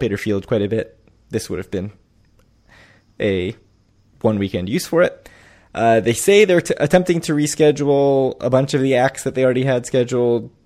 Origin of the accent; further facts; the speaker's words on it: DC suburbs, Maryland, United States; moved away; growing up in Maryland, D C suburb of Maryland